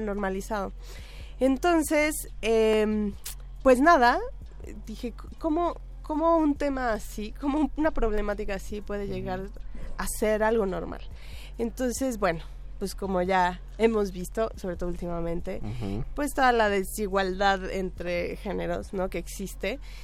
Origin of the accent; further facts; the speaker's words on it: Tlaxcala, Mexico; yo soy de Tlaxcala